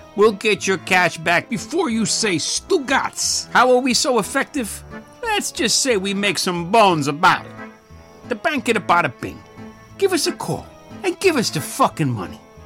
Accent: United States; as an American

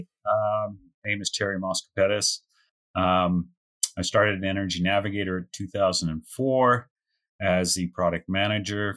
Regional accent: Canada; also born or lived in Calgary; So now I'm wandering Canadian

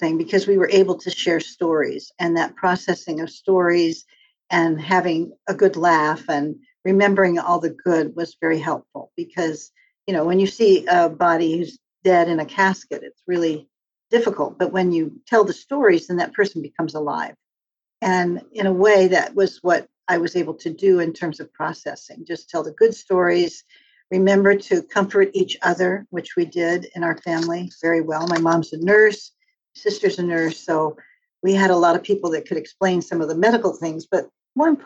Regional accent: Torrance, California, United States; also born or lived in Rockville Centre, New York / Pittsburgh / Hawaii; now in San Francisco Bay Area, United States; the majority of my life, I grew up in California, in a place called Torrance, California, Redondo Beach area

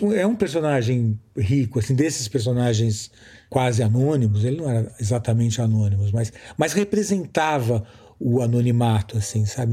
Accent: São Paulo, Brazil; moved away as an adult; also born or lived in Rio de Janeiro; como paulista também, que depois morei muitos anos no Rio

